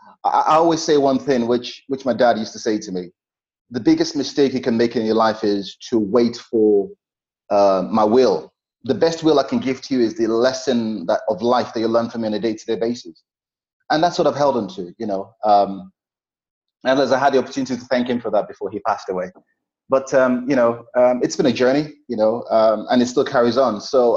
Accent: Nigeria; But the emotional part of it is, I have friends that I grew up in Nigeria.

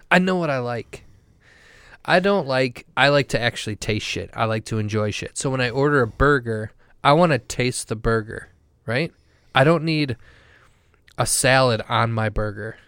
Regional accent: Wisconsin, United States; I'm a professional from Wisconsin

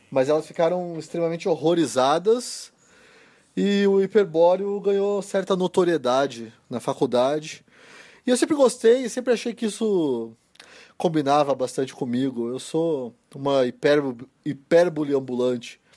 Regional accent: Curitiba, Paraná, Brazil; Eu nem me considero paranaense, eu sou curitibano

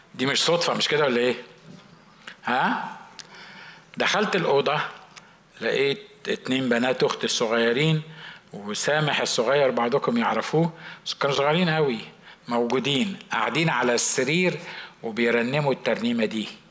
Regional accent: Egypt; كنا في مستشفى عندنا في مصر

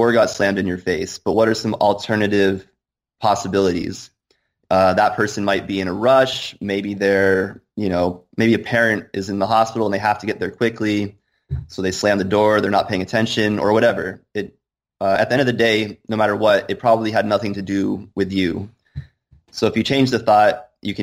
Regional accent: Bar Harbor, Maine, United States; I grew up in Bar Harbor, Maine

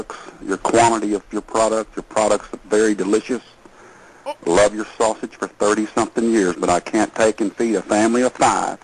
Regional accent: Texas, United States; I'm a Texas man

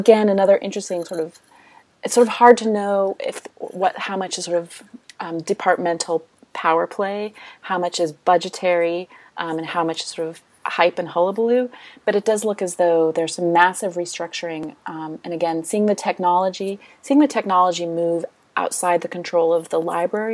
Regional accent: United States; I'm American

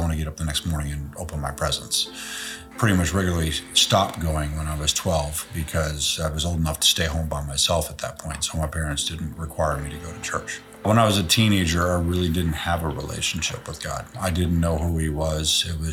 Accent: Chicago, Illinois, United States; also born or lived in Indianapolis, Indiana; I was born in Indianapolis in 1966. Stayed there till I was in first grade. Then I moved to Chicago.

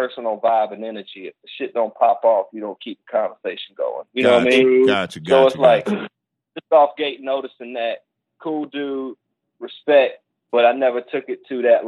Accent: North Carolina, United States; moved away as an adult; now in New York, United States; I'm from North Carolina.

